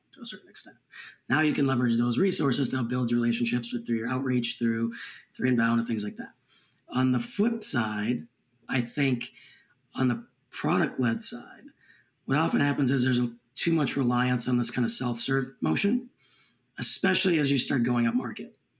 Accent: Minneapolis, Minnesota, United States; I grew up in the Minneapolis area

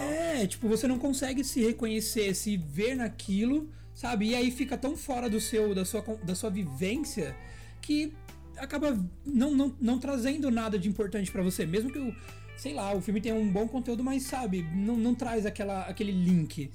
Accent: interior of São Paulo, Brazil; sou um menino do interior, não sou do centro de São Paulo

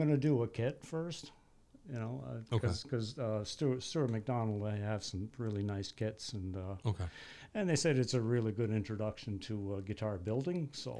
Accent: New Brunswick, Canada; moved away as an adult; now in Portland, United States; I grew up in Canada.

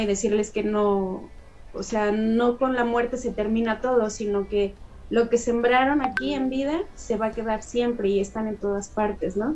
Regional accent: Mexico; la gama cultural tan rica que tenemos aquí en México, ¿no? Gracias a nuestras etnias indígenas

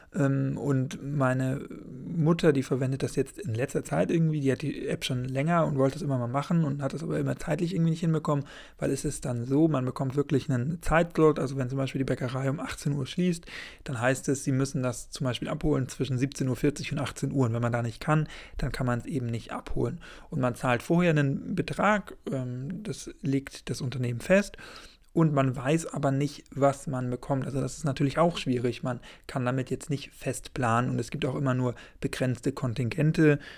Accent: Schleswig-Holstein, Germany; ich komme natürlich aus Schleswig-Holstein

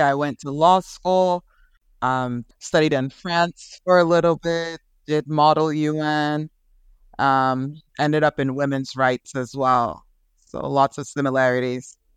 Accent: Nigeria; also born or lived in Oklahoma, United States; now in United States; I grew up in, mostly in Nigeria. I was born in the States, born in Oklahoma, uh, but moved to Nigeria really young.

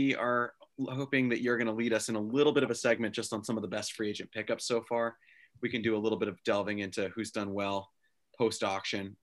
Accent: New York City, New York, United States; born or raised there

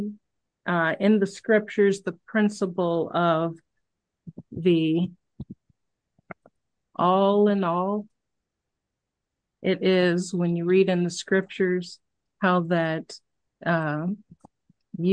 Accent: Cincinnati, Ohio, United States; I grew up in Cincinnati.

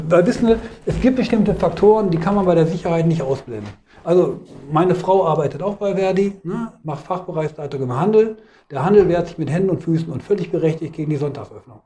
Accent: Hanover, Lower Saxony, Germany; ich komme aus Hannover

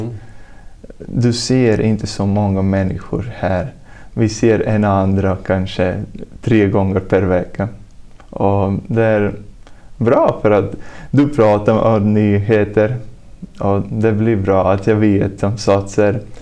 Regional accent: Talsi, Kurzeme, Latvia; Swedish is a second language; moved away as an adult; now in Sweden; jag kommer från Lettland. Och ja, jag är tjugoett år gammal och jag kommer från småstad som heter Talsi

